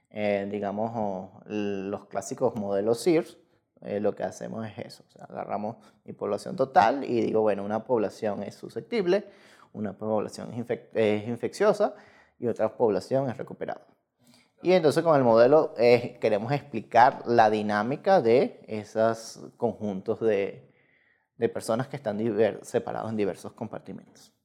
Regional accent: Lara, Venezuela; moved away as an adult; now in Mexico; soy venezolano, este, nací en Venezuela ya hace algunos añitos ya

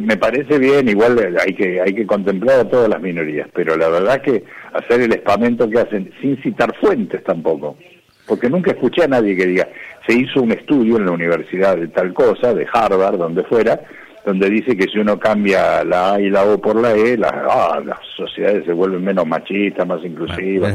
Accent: Argentina; los argentinos no tengamos patria

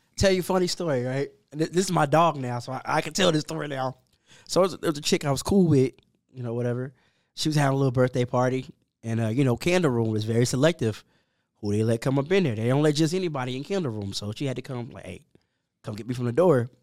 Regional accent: Dallas, Texas, United States; also born or lived in Allen, Texas; I'm a South Dallas kid. I, I grew up in South Dallas

